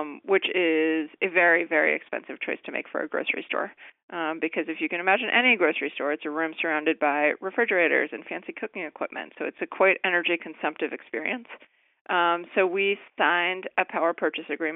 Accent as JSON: {"language": "English", "region": "Connecticut", "country": "United States", "tie": "born or raised there", "moved": "as an adult", "lives_now": "Washington, DC, United States", "said": "I worked for Christopher Shays, who represented my hometown in Connecticut"}